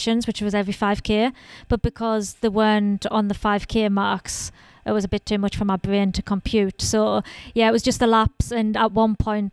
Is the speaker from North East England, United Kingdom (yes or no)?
yes; Sunderland, North East England, United Kingdom; I'm from Sunderland in northeast of England.